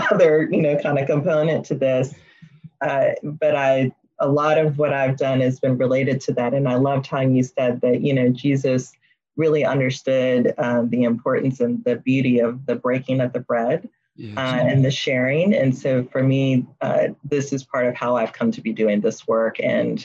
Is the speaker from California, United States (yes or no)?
no; Memphis, Tennessee, United States; now in Georgia, United States; I grew up in Memphis, Tennessee, and I live here now in Georgia